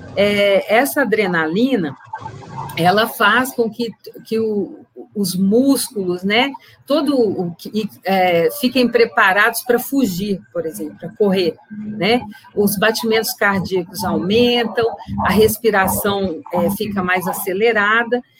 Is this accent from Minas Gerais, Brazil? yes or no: yes; Viçosa, Minas Gerais, Brazil; now in Bom Despacho, Brazil; eu me formei em Viçosa, né, em agronomia, e é de lá que eu venho, né, por enquanto, né, que eu vivi a maior parte do meu tempo